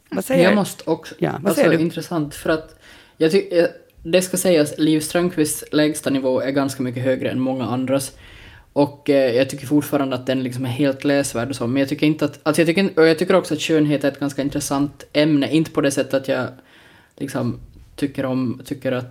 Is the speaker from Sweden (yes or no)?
no; Porvoo, Uusimaa, Finland; Så här är det, vi, alltså, jag menar, vi är från Borgå.